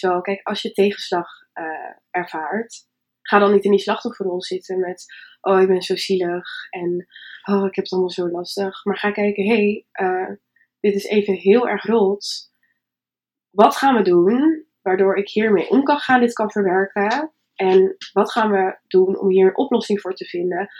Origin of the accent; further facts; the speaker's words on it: Winsum, Groningen, Netherlands; Ik kom uit Winsum. Dat is ook ergens hoog in Nederland, boven Groningen